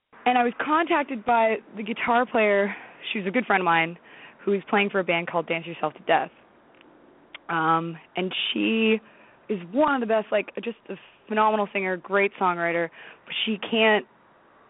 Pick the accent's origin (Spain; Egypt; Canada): Canada; Toronto, Ontario; also born or lived in New York; now in Toronto, Canada; we're all from Toronto